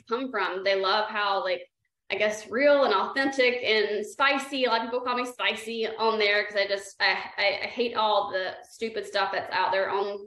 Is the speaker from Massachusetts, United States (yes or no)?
no; South Carolina, United States; moved away; I'm from South Carolina